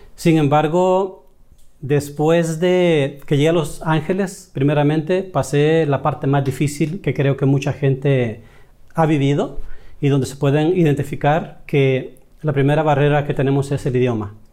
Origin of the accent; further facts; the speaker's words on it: El Salvador; moved away as an adult; now in United States; Yo soy de El Salvador y ya con 26 años aquí en los Estados Unidos